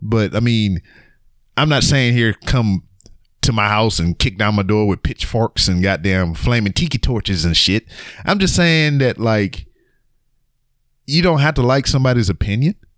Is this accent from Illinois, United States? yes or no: no; Lake Charles, Louisiana, United States; I'm from Lake Charles, Louisiana